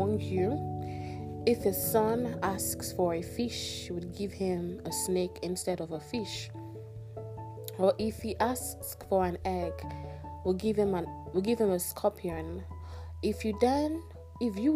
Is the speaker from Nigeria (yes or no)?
yes; Nigeria; Pardon my pigeon. I'm Nigerian and I tend to switch a lot